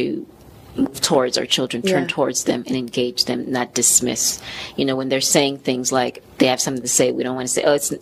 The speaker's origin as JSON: {"language": "English", "country": "Haiti", "moved": "yes", "said": "I'm Haitian originally, so I'm from Haiti"}